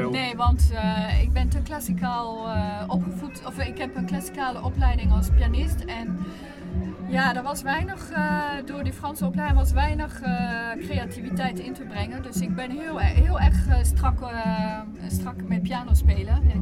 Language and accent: Dutch; Cameroon; ik speel piano, maar ik ben opgegroeid in Cameroen. Ik was twee toen we daar aankwamen.